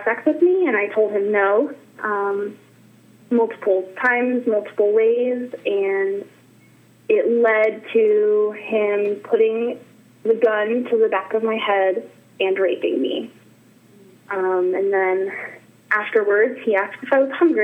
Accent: Northern California, United States; moved away; also born or lived in Wyoming; I'm from Northern California and Wyoming, and I lived in Wyoming for about 10 years

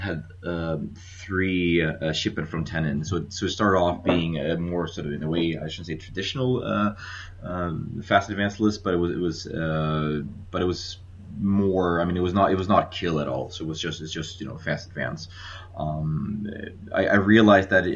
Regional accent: Sweden; now in Indonesia; I'm from Sweden originally, and so when I was living in Sweden

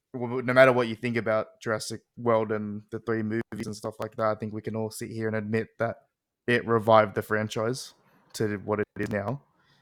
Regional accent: Australia; I'm from Australia.

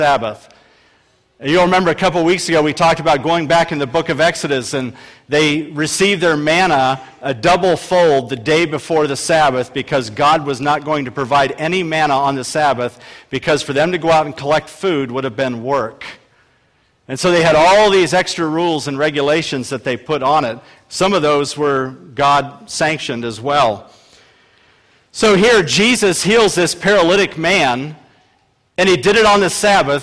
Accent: Akron, Ohio, United States; I was a bread salesman in my hometown, Akron, Ohio

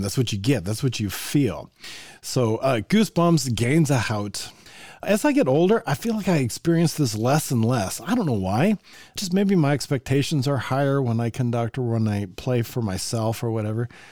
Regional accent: Evergreen, Colorado, United States; moved away; I grew up in Evergreen

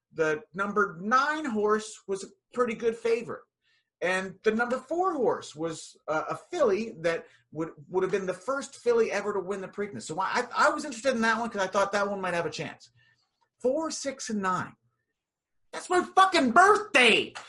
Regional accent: hometown where Poison originated, Pennsylvania, United States; Poison was a band that originated in my hometown

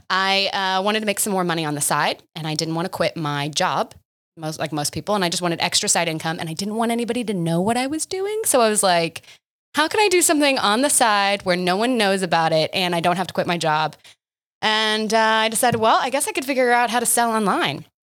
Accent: Oklahoma, United States; moved away as an adult; also born or lived in Boston; I stayed in my hometown

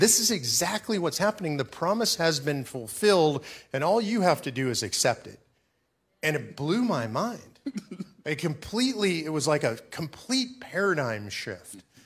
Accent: Los Angeles, California, United States; I was raised in Los Angeles, California

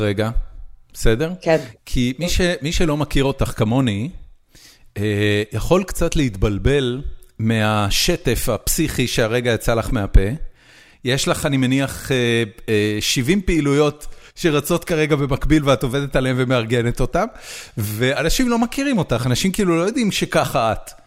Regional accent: Israel; now in United States; אנחנו שנינו גדלנו בארץ, ועברנו באיזושהי נקודה לארצות הברית

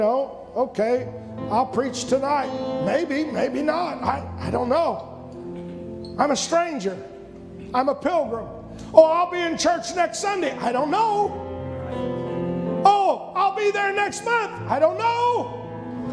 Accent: United States; I'm an American citizen

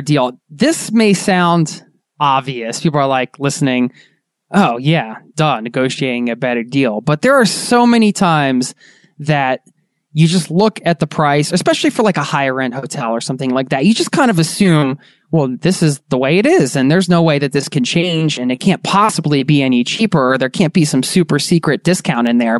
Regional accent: Philadelphia, Pennsylvania, United States; We're from Philly

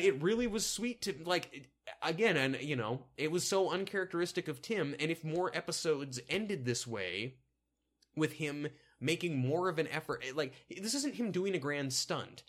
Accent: the South, United States; accent: southern; my southern accent

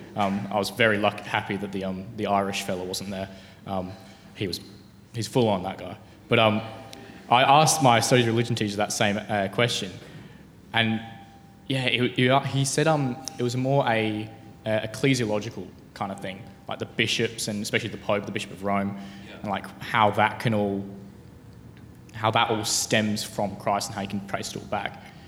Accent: Tasmania, Australia; I'm from Tasmania.

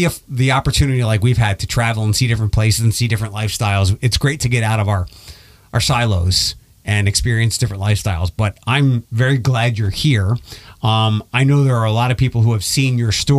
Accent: Philadelphia, Pennsylvania, United States; moved away as an adult; also born or lived in Detroit; I'm originally from Philadelphia

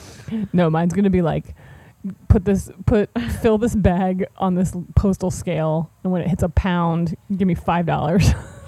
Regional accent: Cincinnati, Ohio, United States; Like, I'm just gonna be like, hi, I'm 24 years old. I'm from Cincinnati, Ohio. I really like letters.

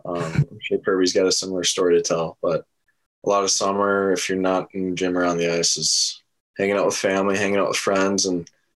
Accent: Minnesota, United States; growing up in Minnesota, you watch a lot of college hockey as a kid

